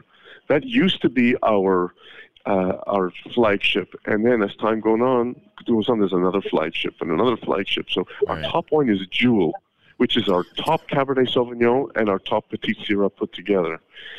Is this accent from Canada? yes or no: yes; Canada; I'm from Canada